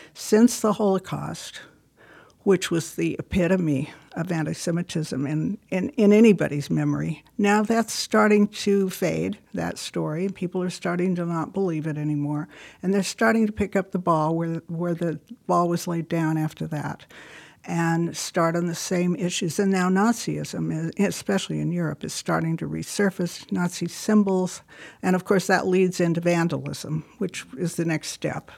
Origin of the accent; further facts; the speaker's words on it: California, United States; moved away; I was from California